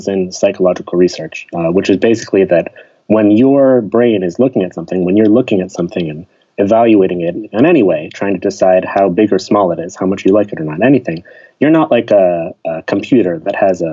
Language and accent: English; Pittsburgh, Pennsylvania, United States; moved away as an adult; also born or lived in Chicago; I grew up in Pittsburgh, which is a city, but a pretty friendly, smaller city.